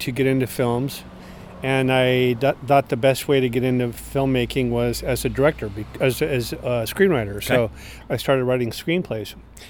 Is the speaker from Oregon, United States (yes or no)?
yes; Oregon, United States; moved away; growing up in Oregon, I had never met or never knowingly met a gay person